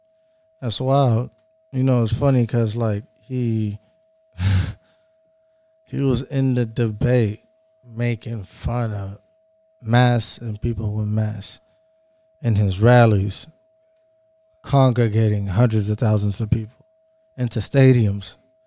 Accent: Seattle, Washington, United States; I'm from Seattle.

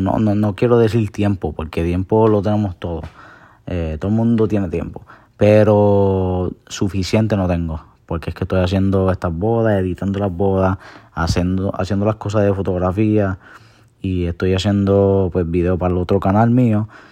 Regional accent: Puerto Rico; soy boricua

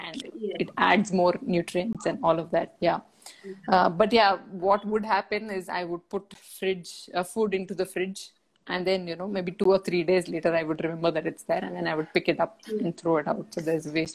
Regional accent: Bangalore, Karnataka, India; an 80s kid growing up in Bangalore, India, we got our first telephone when I was 15

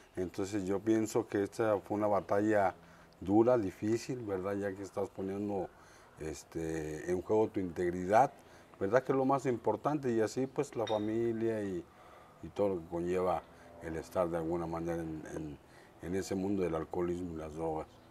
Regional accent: Mexico City, Mexico; also born or lived in Ensenada; Soy de la Ciudad de México, de la colonia, orgullosamente de la colonia Roma

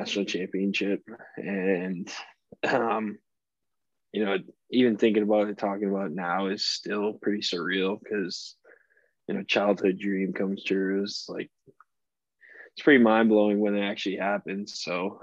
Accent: Boston, Massachusetts, United States; now in Birmingham, United States; I'm from Boston

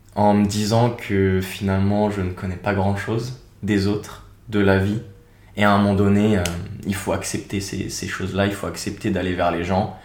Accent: Seine-et-Marne, Île-de-France, France; moved away as an adult; also born or lived in Paris / Nantes / Switzerland; now in Australia; je suis né à Paris. J'ai grandi en Seine-et-Marne, à l'est de Paris

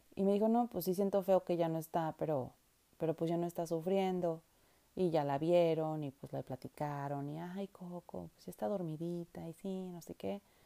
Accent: Mexico; now in Vancouver, Canada; somos los mexicanos

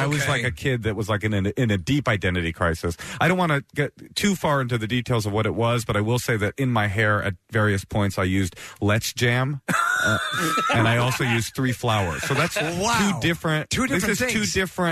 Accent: Oakland, California, United States; also born or lived in Queens, New York; I literally was raised in Oakland secular

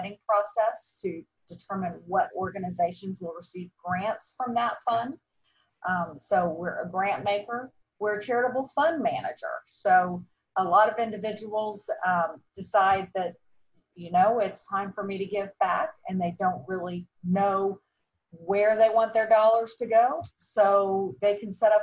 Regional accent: Atlanta, Georgia, United States; also born or lived in Indiana; I am an Atlanta girl. We moved down here from Indiana when I was 4 months old. So I'm about as much of a native as you can be nowadays. I grew up in the area.

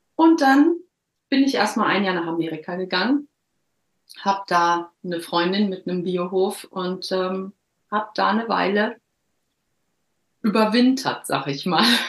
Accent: Herne, North Rhine-Westphalia, Germany; moved away as an adult; also born or lived in Cologne / Düsseldorf; now in Norway; Ich bin 1976 geboren worden in Herne im Ruhrpott. Und ähm, da bin ich auch die ersten 19, 20 Jahre groß geworden

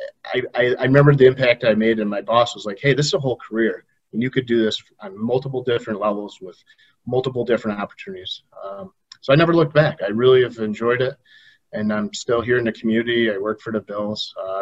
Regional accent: Rochester, New York, United States; moved away as an adult; now in Buffalo, United States; I was born in Rochester

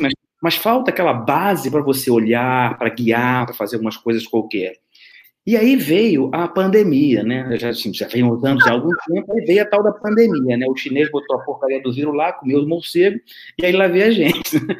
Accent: Rio de Janeiro, Brazil; moved away as an adult; now in Braga, Portugal; sou carioca, né, mas morei no Brasil durante quase 50 anos e estou há quase três anos morando aqui em Portugal. Eu moro em Braga, no norte de Portugal

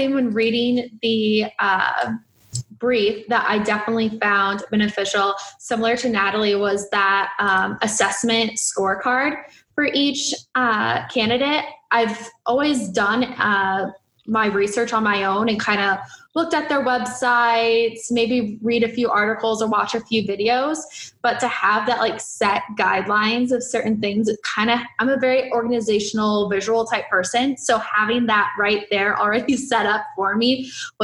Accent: Des Moines, Iowa, United States; I am from Des Moines, Iowa

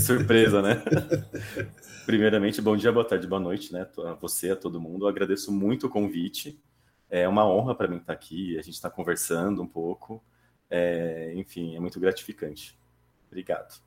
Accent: Taquaritinga, São Paulo, Brazil; Eu comecei lá atrás, né, no interior de São Paulo, uma cidadezinha chamada Taquaritinga

